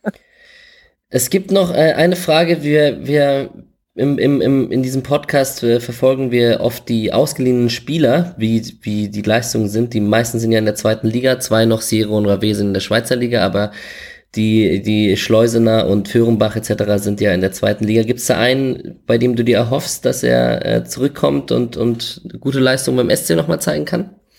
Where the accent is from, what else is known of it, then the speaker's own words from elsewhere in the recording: Berlin, Germany; Ich komme aus Berlin